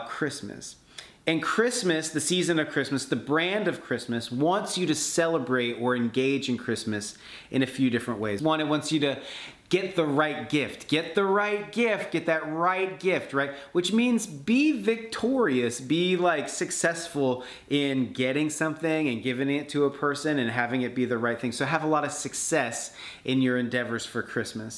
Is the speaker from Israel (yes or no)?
no; Seattle, Washington, United States; I'm from Seattle